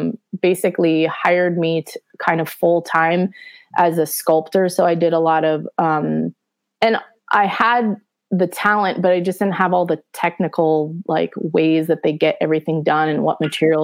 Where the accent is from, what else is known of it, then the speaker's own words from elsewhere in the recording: Studio City, California, United States; Studio City.